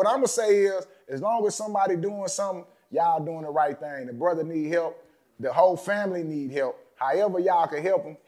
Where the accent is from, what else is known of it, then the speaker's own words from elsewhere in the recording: Galveston, Texas, United States; I'm from Cedar Tears Projects, Galveston, Texas